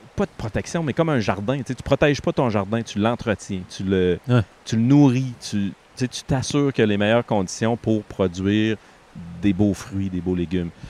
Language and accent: French; Quebec, Canada; moved away as an adult; en tant que Québécois, avant de sortir du Québec, j'avais zéro conscience